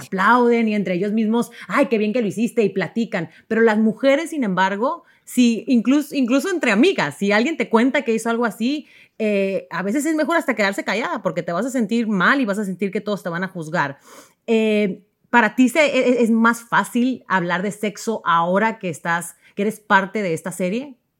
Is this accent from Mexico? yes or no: yes; Mexico; yo como mexicana